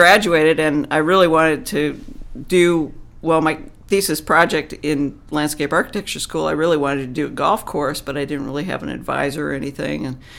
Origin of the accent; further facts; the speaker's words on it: Minneapolis, Minnesota, United States; I'm from Minneapolis, Minnesota. I'm a golf course architect. I was trained in Scotland.